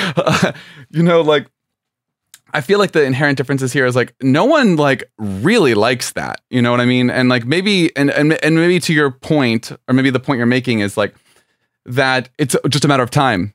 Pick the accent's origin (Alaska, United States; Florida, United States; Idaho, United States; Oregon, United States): Florida, United States; South; I'm from South Florida